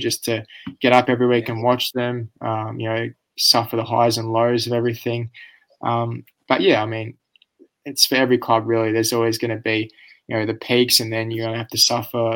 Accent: Australia

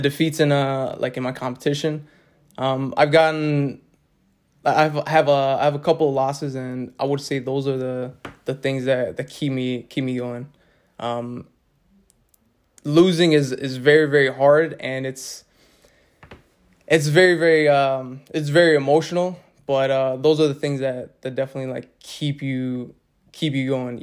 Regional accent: Elgin, Illinois, United States; I was born here in Elgin, Illinois

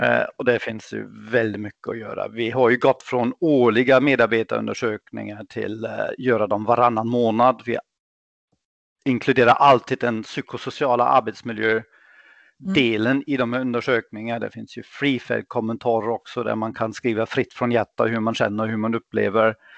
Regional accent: Germany; Swedish is a second language; moved away; also born or lived in England; Jag är född och uppvuxen i Tyskland

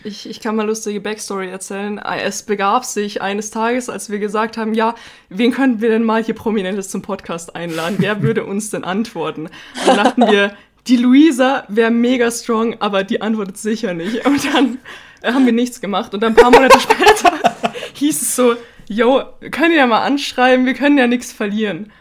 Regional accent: Bavaria, Germany; da waren wir auch 18 Geil. Jahre alt und aus Bayern

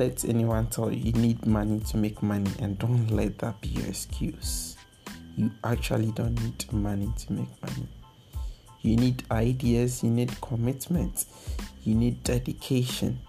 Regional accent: Ghana; as a Ghanaian youth

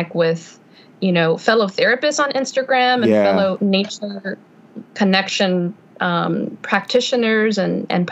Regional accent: Houston, Texas, United States; now in Sugar Land, United States; I was born and raised in Houston, but now I'm here in Sugar Land

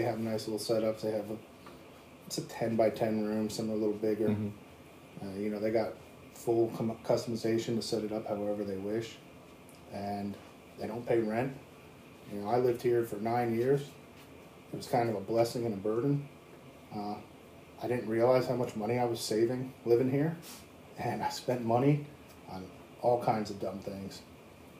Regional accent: Washington, United States; also born or lived in Long Island, New York; As a Washington native

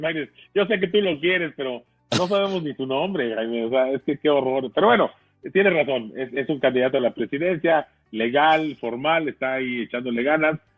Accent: Mexico; tenemos que sentirnos muy orgullosos todos los mexicanos

